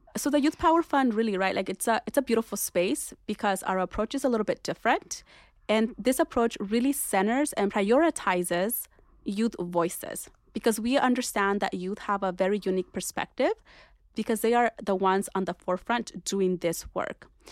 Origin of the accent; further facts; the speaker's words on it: Orange County, California, United States; also born or lived in Berkeley; growing up in Orange County as, you know, at that point, an undocumented immigrant